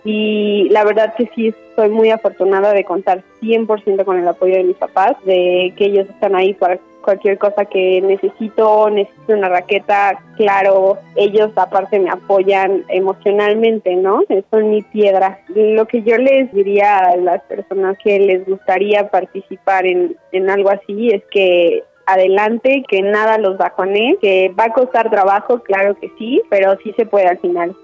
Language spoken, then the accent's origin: Spanish; Cuernavaca, Morelos, Mexico; Nací en Cuernavaca el 3 de junio del 2000